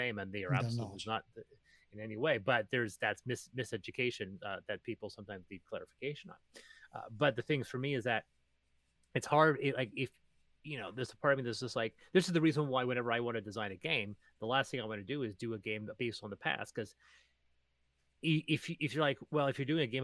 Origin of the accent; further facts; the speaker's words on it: Naramata/Penticton area, British Columbia, Canada; my hometown